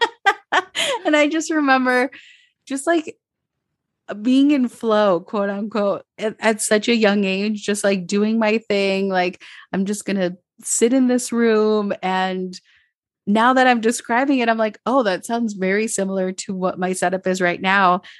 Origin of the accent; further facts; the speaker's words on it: Minnesota, United States; now in Medellín, Colombia; I grew up in Minnesota, so in the suburbs, there wasn't a lot of diversity